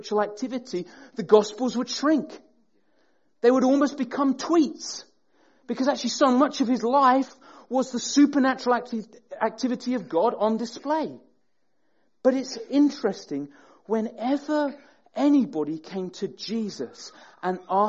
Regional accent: Sheffield, Yorkshire and the Humber, United Kingdom; now in Peterborough, United Kingdom; I grew up in Sheffield

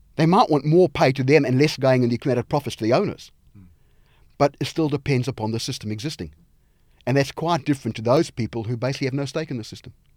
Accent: South Africa; moved away; where I grew up in South Africa

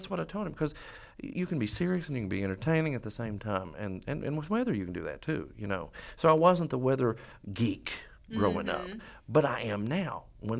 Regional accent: Royalton, Kentucky, United States; I'm from Sayersville. Well, see, when I say that, the people from back home get mad, because I'm not from Sayersville. I'm from Ralton.

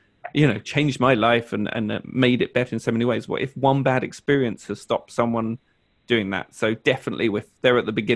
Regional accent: United Kingdom; I'm British

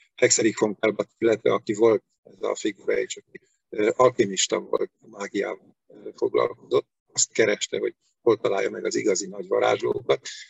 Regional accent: Veszprém, Veszprém County, Hungary; also born or lived in Pécs; Veszprémi vagyok, Veszprémi születésű vagyok, a szüleim is gyerekkoruk óta itt laknak Veszprémben

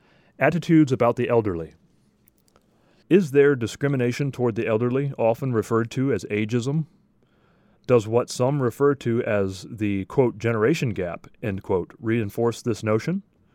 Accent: Toronto, Ontario, Canada; Growing up in Toronto in the late 1950s, I remember most youth showing the elderly respect.

